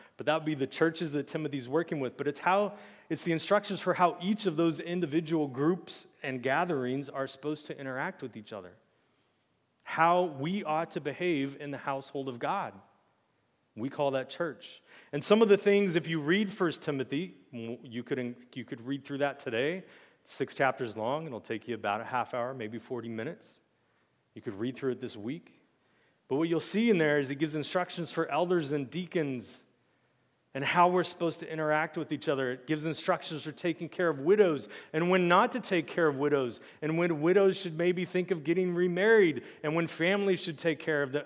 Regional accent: United States; as an American Christian

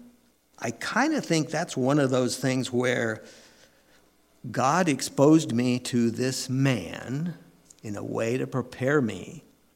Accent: San Diego County, California, United States; I grew up in California in San Diego County

